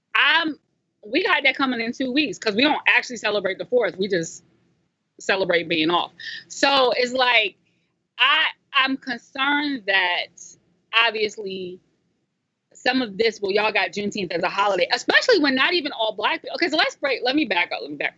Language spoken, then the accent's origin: English; South Carolina, United States; growing up in South Carolina, I actually got clowned a little bit when I was a kid